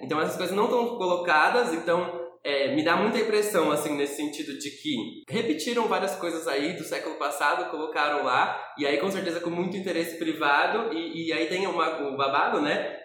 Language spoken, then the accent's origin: Portuguese; São Paulo, Brazil; eu sou paulistano